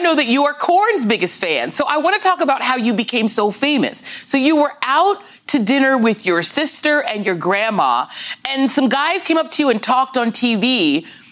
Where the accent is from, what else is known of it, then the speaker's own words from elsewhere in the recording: New York City, New York, United States; I'm from America, from New York, from Brooklyn, and my mom was from Guyana